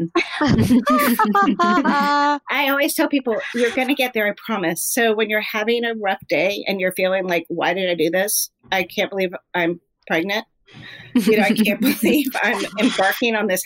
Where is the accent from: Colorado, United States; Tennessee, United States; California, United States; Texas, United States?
California, United States; moved away; also born or lived in Lake Tahoe / Hilton Head; I'm from California.